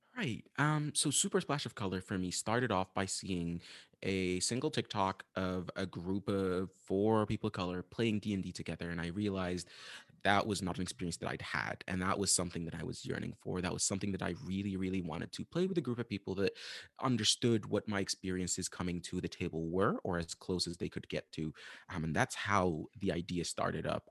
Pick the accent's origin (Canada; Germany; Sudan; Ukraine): Sudan; moved away as an adult; also born or lived in United States; I am from Sudan, Northeast Africa, where I'm currently back again